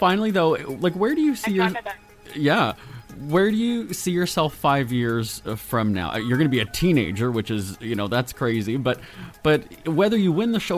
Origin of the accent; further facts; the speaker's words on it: Winnipeg, Manitoba, Canada; now in Los Angeles, United States; Winnipeg, my hometown.